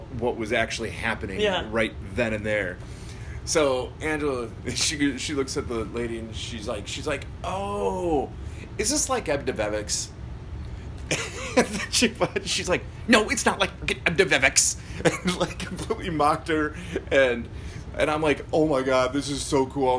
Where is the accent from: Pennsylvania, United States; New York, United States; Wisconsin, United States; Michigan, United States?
Wisconsin, United States; Milwaukee; I'm from Milwaukee